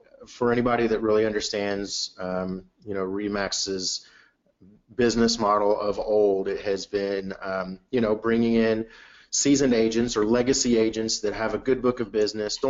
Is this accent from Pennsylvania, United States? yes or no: no; Houston, Texas, United States; also born or lived in Clear Lake, Houston; back closer to where home has always been, which is on the north side of Houston in the Woodlands and Spring area